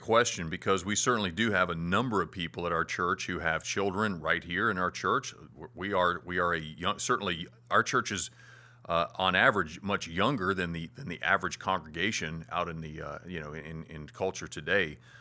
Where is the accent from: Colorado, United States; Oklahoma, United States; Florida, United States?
Florida, United States; moved away; back in my hometown in Florida